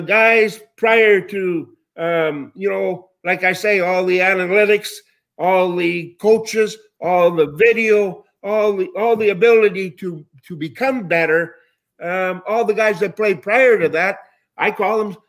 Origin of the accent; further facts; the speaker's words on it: Winnipeg, Manitoba, Canada; moved away as an adult; growing up in Winnipeg